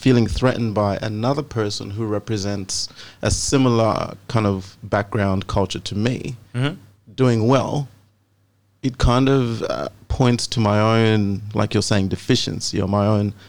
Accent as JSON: {"language": "English", "country": "Australia", "said": "That's why I'm Australian. Yeah, I'm not Zambian."}